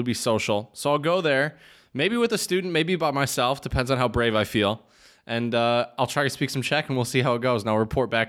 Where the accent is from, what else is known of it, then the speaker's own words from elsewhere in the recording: Midwest, United States; as a Midwesterner, it hurts. It hurts to hear that.